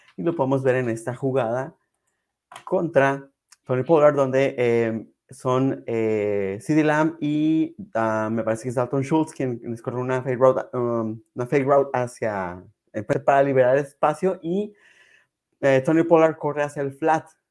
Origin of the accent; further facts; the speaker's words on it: Mexico; como buen mexicano